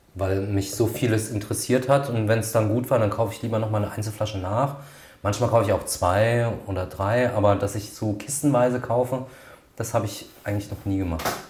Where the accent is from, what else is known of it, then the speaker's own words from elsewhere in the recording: Grünstadt, Rhineland-Palatinate, Germany; meiner Heimatstadt Grünstadt